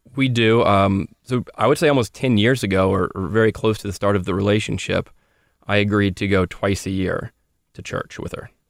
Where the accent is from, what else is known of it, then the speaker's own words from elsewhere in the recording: Louisville, Kentucky, United States; It's where I am from